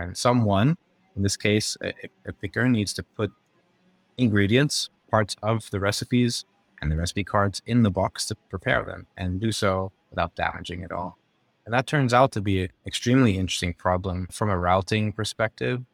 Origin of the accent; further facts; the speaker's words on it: Netherlands; moved away; I'm from the Netherlands, did my undergrad